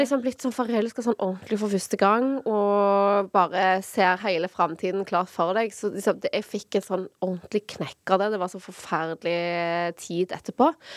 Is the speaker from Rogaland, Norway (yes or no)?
yes; Sola, Rogaland, Norway; moved away as an adult; also born or lived in Oslo; Fra Sola, litt sånn midt imellom eh, Stavanger og Sandnes